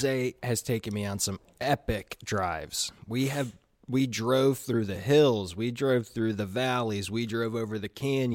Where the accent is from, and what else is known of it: Chattanooga, Tennessee, United States